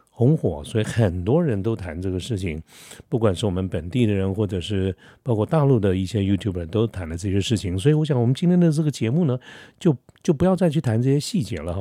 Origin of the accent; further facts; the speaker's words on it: Taiwan; 我们台湾人